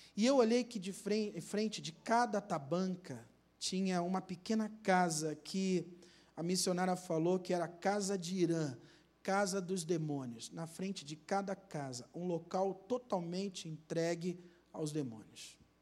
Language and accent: Portuguese; Rio de Janeiro, Brazil; na minha terra, Rio de Janeiro